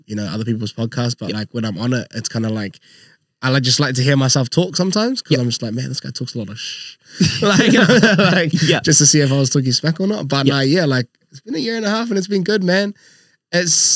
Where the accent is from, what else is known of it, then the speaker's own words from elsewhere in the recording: Auckland, New Zealand; Born and raised in Ross School, and will be Ross School to the death.